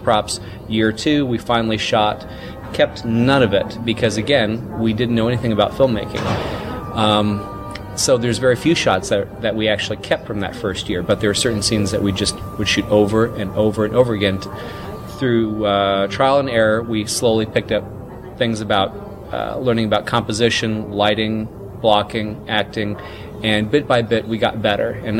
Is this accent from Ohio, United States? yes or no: no; southern Mississippi, United States; born or raised there